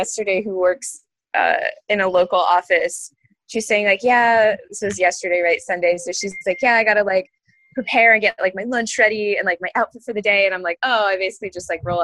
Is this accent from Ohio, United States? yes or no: no; Maine, United States; now in Gainesville, United States; where I'm from, born and raised in Maine